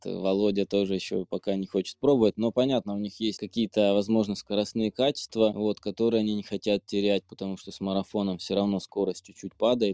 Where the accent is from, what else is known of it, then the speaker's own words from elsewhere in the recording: Biryuch, Belgorod Oblast, Russia; я сам из Белгородской области, вот, узнал о нашем пробеге, который проходит у меня на родине, город Бирюч